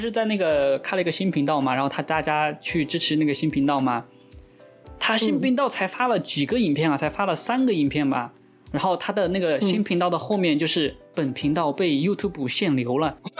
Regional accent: Chengdu, Sichuan, China; accent: Chengdu dialect; 对我们是，我们成都话就是方脑壳，

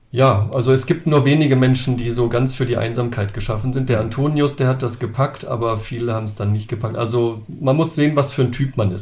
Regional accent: Wolfsburg, Lower Saxony, Germany; now in Marburg, Germany; ich komme auch selbst aus der Bewegung aus Wolfsburg, dort aus der Stadtmission, bin da zum Glauben an Jesus gekommen

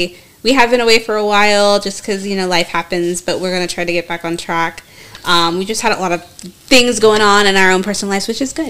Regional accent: Seattle, Washington, United States; I'm from Seattle.

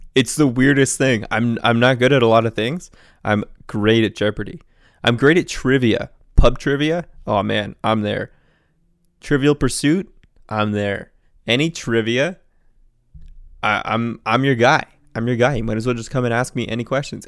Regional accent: Canada; I'm from Canada

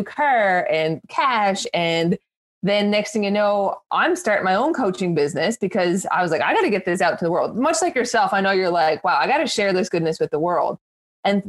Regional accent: Newfoundland and Labrador, Canada; I'm also a Newfoundlander like Gina

